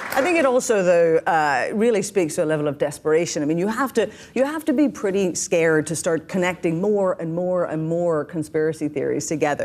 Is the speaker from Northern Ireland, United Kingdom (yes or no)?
yes; Northern Ireland, United Kingdom; now in New York City, United States